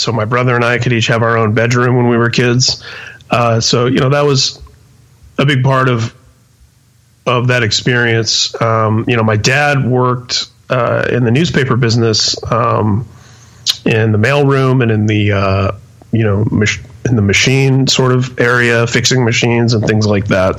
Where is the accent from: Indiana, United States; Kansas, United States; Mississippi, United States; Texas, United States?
Indiana, United States; Indianapolis; also born or lived in San Mateo, California; I was uh, born and raised in Indianapolis